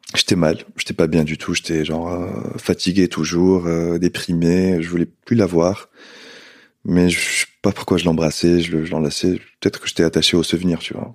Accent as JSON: {"language": "French", "country": "Tunisia", "tie": "born or raised there", "also_born_or_lived": "London, United Kingdom / Nice, France", "moved": "as an adult", "lives_now": "Paris, France", "said": "j'ai quitté la Tunisie quand j'étais jeune, 18 ans"}